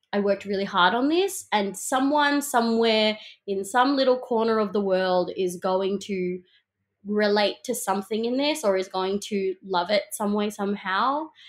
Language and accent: English; Melbourne, Victoria, Australia; I'm such a proud, um, Melbournian kid. You know, I grew up in the South East suburbs